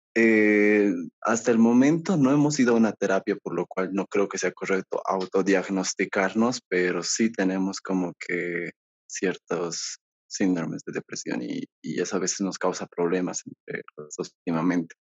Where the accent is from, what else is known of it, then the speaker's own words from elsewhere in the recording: Bolivia; yo soy de Bolivia